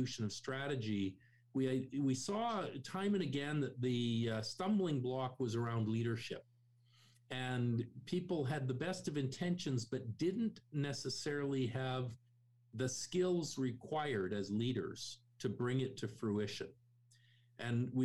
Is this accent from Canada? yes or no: yes; Canada; I'm born and raised in Canada